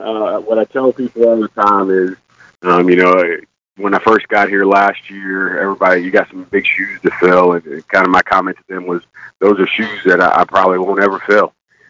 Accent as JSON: {"language": "English", "town": "St. Louis", "region": "Missouri", "country": "United States", "said": "I'm originally from St. Louis."}